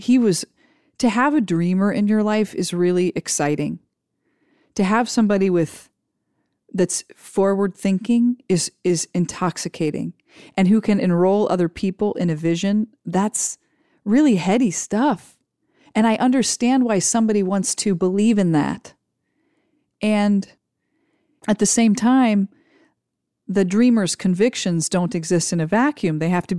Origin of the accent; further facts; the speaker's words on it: Ohio, United States; When I grew up in Ohio, I suspected I would just get married and have a bunch of kids, because that's what everybody did.